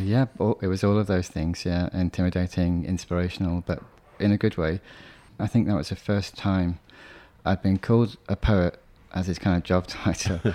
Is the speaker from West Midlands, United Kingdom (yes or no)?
yes; Birmingham, West Midlands, United Kingdom; I'm completely British. I was born in Birmingham